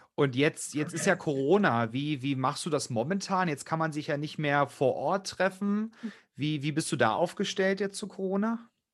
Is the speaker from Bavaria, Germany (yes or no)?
no; Saxony, Germany; now in Berlin, Germany; Ich komme ja gebürtig auch aus Sachsen